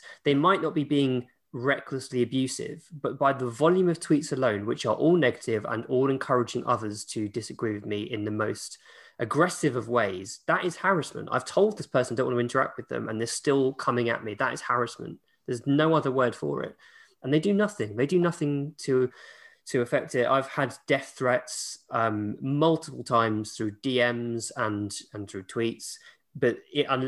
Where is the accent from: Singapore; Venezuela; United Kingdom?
United Kingdom; England